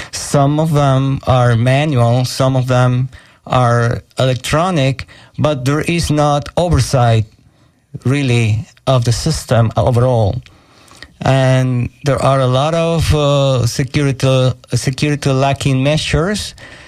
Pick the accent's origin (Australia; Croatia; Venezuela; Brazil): Venezuela; now in Tampa, United States; I am currently coming from Venezuela, and I am happy to be here in 88.5 FM in Tampa